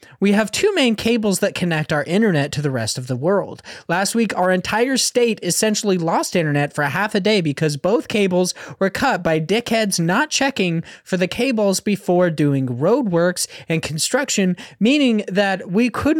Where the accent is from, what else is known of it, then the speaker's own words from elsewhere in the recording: Australia; as you may or may not know, I am Australian.